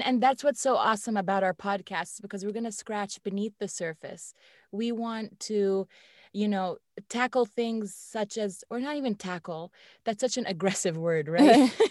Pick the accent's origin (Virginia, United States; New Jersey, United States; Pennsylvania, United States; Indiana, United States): Virginia, United States; Northern; I've lived here in the Northern Virginia area my whole life.